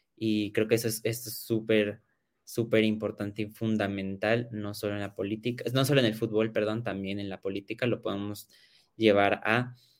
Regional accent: Mexico; todos somos mexicanos

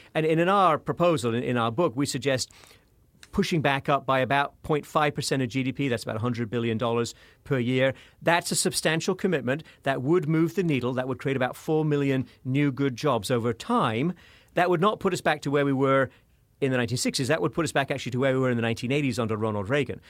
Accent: United Kingdom; moved away; I'm, I'm from the, the United Kingdom, as you may have guessed from my accent.

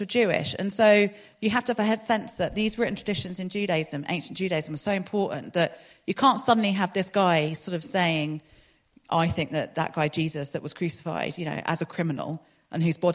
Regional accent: London, United Kingdom; moved away as an adult; now in Exeter, United Kingdom; I grew up in London

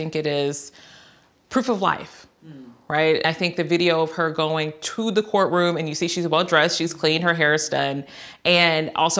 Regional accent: Texas, United States; And I'm from Texas.

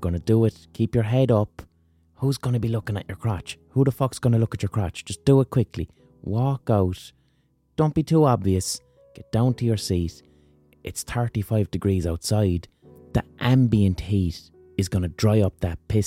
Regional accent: Ireland; as an Irish person

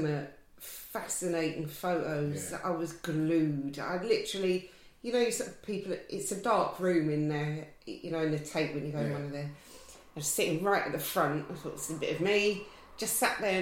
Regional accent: Surrey, South East England, United Kingdom; I'm from Surrey originally

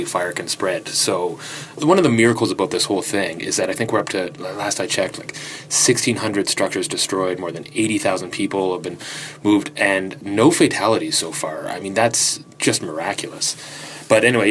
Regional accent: Nova Scotia, Canada; I'm from Nova Scotia

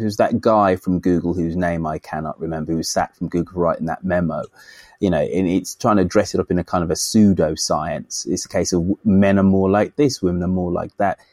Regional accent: United Kingdom; I'm a Brit

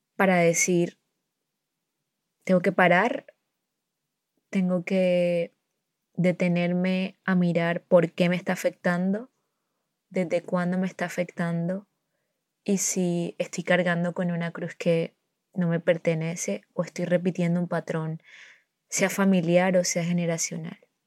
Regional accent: a town near Barranquilla, Atlántico, Colombia; yo vivo en un pueblo cerca de Barranquilla

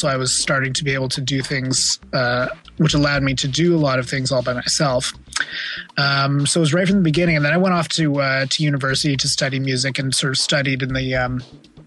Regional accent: Ottawa, Ontario, Canada; moved away as an adult; also born or lived in California / Montreal; now in New York, United States; I grew up in Ottawa until I went off to university, and then went to university in Montreal.

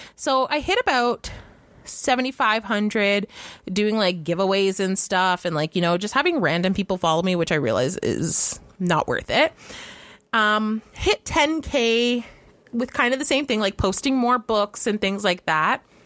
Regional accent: Canada

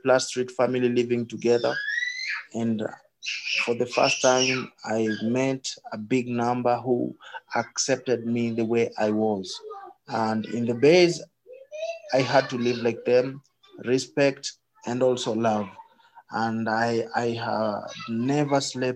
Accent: Nairobi, Kenya; So I was born here in Madare slums.

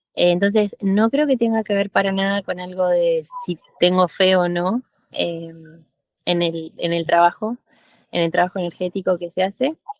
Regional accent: Argentina; moved away as an adult; now in Mexico; yo soy argentina, estoy viviendo ahora en México hace cinco años

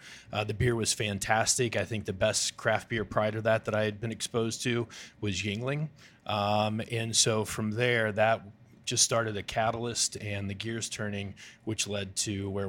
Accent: Bellefontaine, Ohio, United States; moved away; So I'm from Ohio, Friday Night Lights town, Bell Fountain.

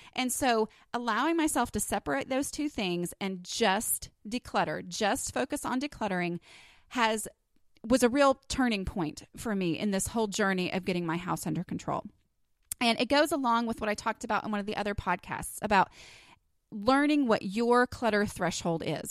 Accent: Texas, United States; accent: Texas; my little Texas accent

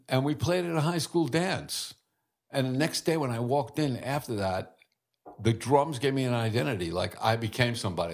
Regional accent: New York City, New York, United States; I was born in Brooklyn.

